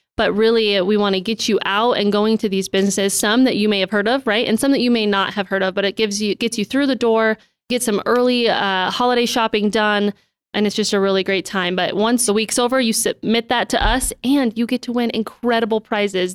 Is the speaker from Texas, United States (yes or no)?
no; Billings, Montana, United States; born and raised in Billings, and I really can't imagine living anywhere else.